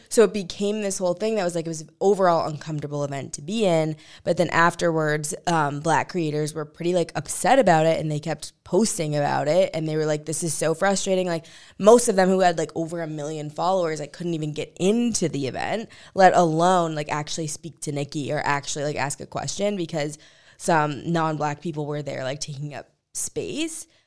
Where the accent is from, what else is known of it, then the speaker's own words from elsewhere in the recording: St. Louis, Missouri, United States; I'm from Saint Louis